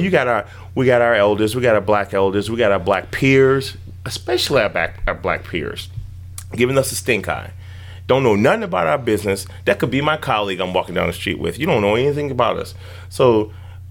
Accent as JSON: {"language": "English", "town": "Chicago", "region": "Illinois", "country": "United States", "tie": "born or raised there", "said": "growing up in Chicago"}